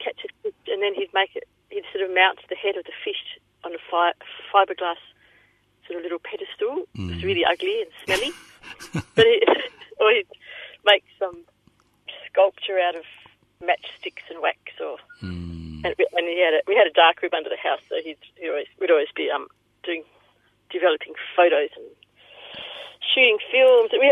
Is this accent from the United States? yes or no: no; Devonport, Tasmania, Australia; born in Tasmania, Devonport